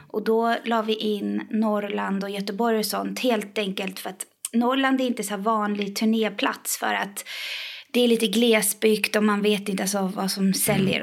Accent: Iran; now in Sweden; jag är från Iran

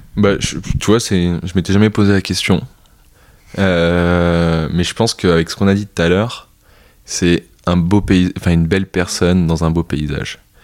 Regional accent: France; also born or lived in Vietnam; je suis français

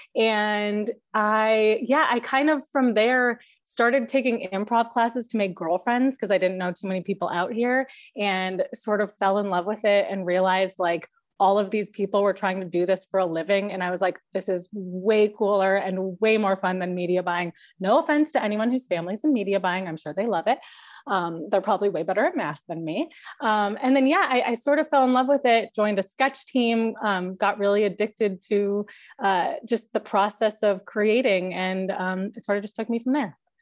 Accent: Chicago, Illinois, United States; moved away as an adult; also born or lived in Wisconsin; now in Los Angeles, United States; I am from Chicago

